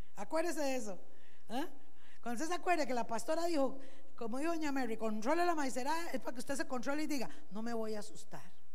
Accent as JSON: {"language": "Spanish", "country": "Costa Rica", "said": "como buenos ticos"}